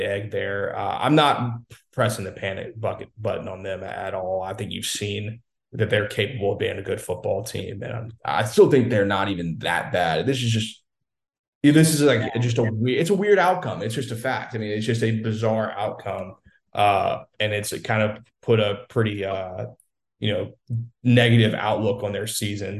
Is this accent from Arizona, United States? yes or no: no; Louisiana, United States; I'm from Louisiana